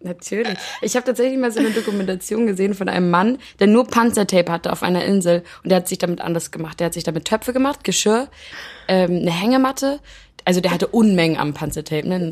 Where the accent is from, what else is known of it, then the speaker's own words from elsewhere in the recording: Germany; ich bin ja auf dem Land zum Beispiel groß geworden